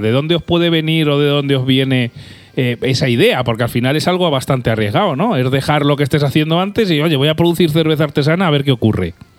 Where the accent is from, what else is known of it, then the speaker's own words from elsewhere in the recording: Albacete, Castilla-La Mancha, Spain; nosotros somos gente de Albacete